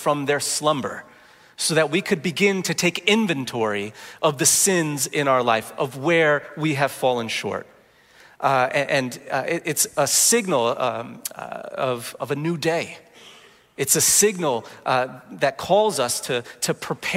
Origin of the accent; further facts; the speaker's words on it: New Jersey, United States; I grew up in Jersey